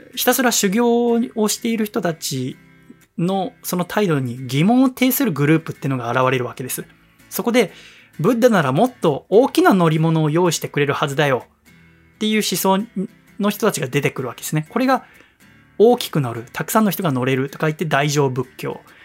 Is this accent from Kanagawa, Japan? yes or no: yes; Yokohama, Kanagawa, Japan; 私、横浜生まれ、横浜育ちですから